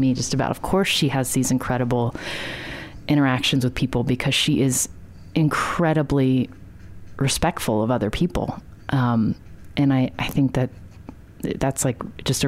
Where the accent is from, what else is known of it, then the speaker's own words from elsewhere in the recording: West Virginia, United States; growing up in West Virginia